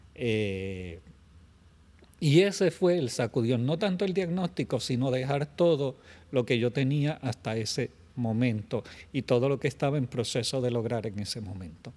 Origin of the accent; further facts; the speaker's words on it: Puerto Rico; moved away as an adult; also born or lived in San Juan metropolitan area, Puerto Rico; retornar entonces a mi pueblo porque familia sigue siendo familia